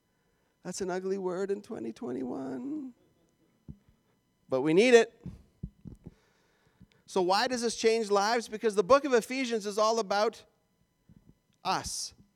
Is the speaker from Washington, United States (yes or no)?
no; Minnesota, United States; That sounded like I was from Fargo, North Dakota just then. I was from Minnesota.